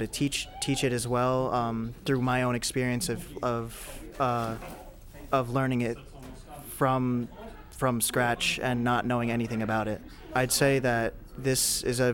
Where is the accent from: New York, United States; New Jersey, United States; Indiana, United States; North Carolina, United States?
New Jersey, United States; Princeton; I am from Princeton, New Jersey